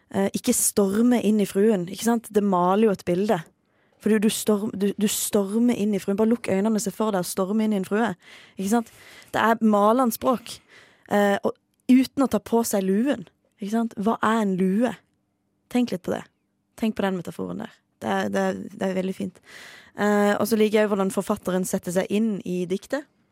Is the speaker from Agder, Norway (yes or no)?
yes; Farsund, Agder, Norway; i min hjemby Farsund